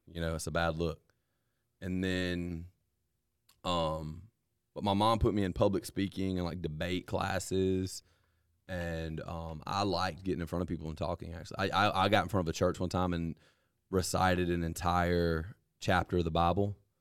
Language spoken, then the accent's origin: English; Vernon, Alabama, United States; now in Lowndes County, United States; I grew up playing football in Lamar County at Vernon